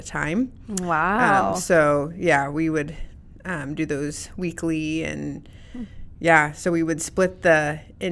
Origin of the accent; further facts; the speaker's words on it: Cambridge, Nebraska, United States; moved away as an adult; Cambridge, Nebraska. Oh. So Southwest Nebraska. I was born and raised there. So for 20 years.